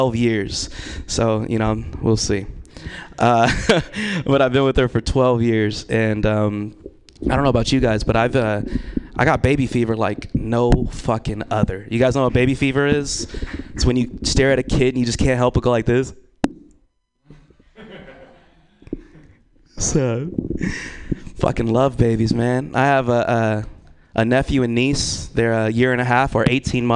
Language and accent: English; Vallejo, California, United States; now in Sacramento, United States; I'm from Vallejo